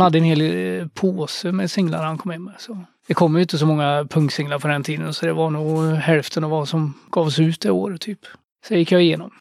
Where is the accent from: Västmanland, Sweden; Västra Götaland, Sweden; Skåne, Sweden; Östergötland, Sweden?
Västra Götaland, Sweden; Skövde; Jag växte upp i Skövde som man kanske kan höra på min dialekt.